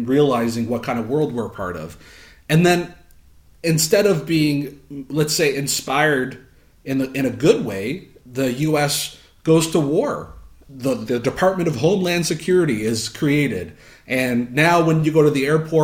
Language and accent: English; Southern Ontario, Canada; a sheltered kid growing up in Southern Ontario